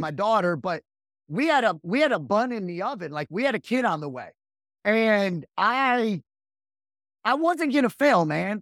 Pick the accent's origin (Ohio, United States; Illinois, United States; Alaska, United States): Illinois, United States; Rockford; now in Raleigh, United States; I was born and raised right outside of Chicago, Illinois